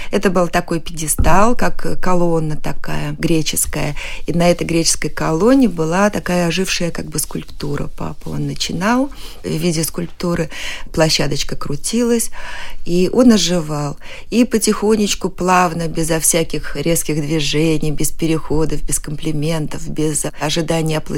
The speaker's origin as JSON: {"language": "Russian", "town": "Saratov", "region": "Saratov Oblast", "country": "Russia", "tie": "born there", "said": "Да, я родилась в Саратове на гастролях."}